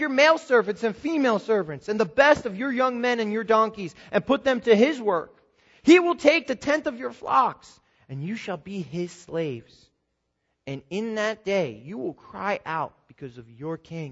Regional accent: New Jersey, United States; I'm born and raised in New Jersey.

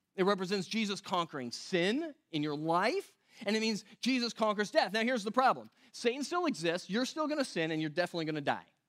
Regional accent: West Coast, United States; moved away; I come from the West Coast

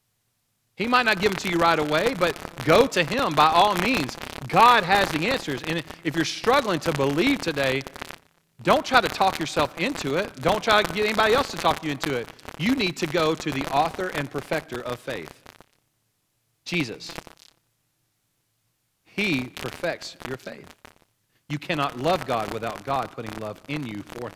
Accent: Oklahoma, United States; I grew up in Oklahoma.

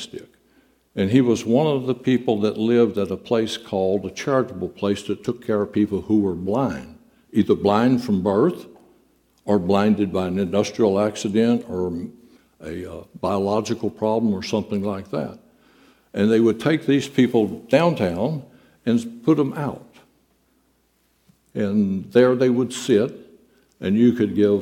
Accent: Southeast Texas, United States; when we were youngsters growing up in Southeast Texas

